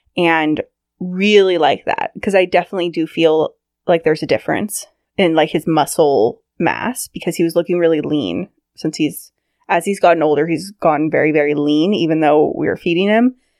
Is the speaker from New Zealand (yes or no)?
no; Sacramento, California, United States; I grew up in Northern California in Sacramento.